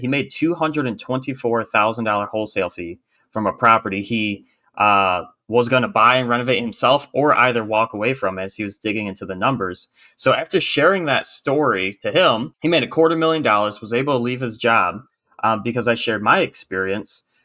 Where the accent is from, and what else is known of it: Michigan, United States; born or raised there; moved away as an adult; now in South Carolina, United States